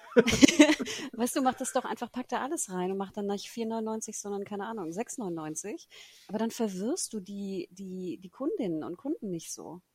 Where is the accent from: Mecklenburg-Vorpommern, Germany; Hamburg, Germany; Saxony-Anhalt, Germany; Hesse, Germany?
Hamburg, Germany; ich als Hamburgerin